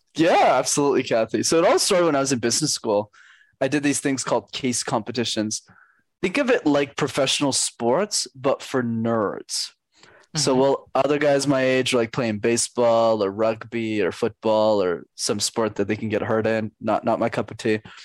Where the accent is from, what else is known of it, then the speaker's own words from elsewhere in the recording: Canada; I'm Canadian